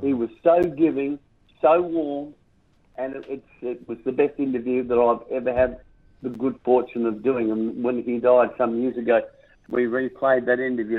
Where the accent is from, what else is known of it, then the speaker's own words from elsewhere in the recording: South Australia, Australia; my hometown name, South Australia